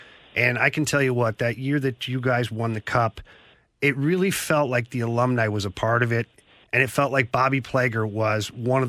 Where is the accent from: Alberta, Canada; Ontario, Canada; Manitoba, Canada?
Ontario, Canada; Ottawa; I grew up in Ottawa. We didn't have a team back then.